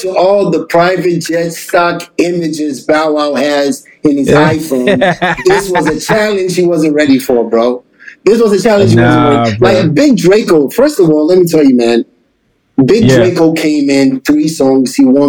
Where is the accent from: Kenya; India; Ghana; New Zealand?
Ghana; now in Atlanta, United States; I'm listening, like, I came Ghana straight to Atlanta.